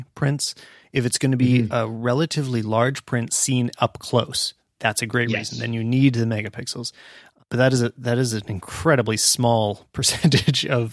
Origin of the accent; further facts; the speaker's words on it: Canada; we are Canadian